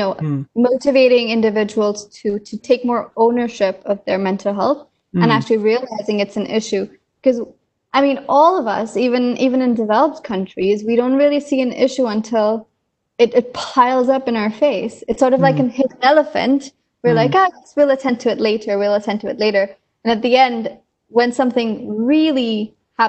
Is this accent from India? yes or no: yes; India; moved away; coming from a developing country, I'm originally from India